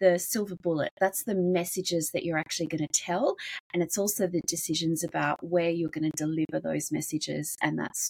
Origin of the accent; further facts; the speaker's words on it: Australia; I'm from Australia, and I've worked in public relations